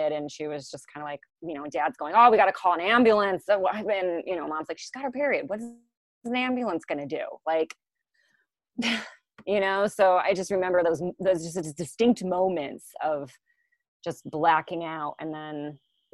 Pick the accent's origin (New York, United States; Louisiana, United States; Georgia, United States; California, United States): New York, United States; New York City; moved away; I was going home from Manhattan to Brooklyn